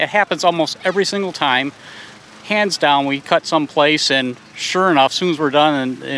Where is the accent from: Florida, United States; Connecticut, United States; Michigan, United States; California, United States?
Michigan, United States; Beverly Hills; I am from Metro Detroit. I come from Beverly Hills.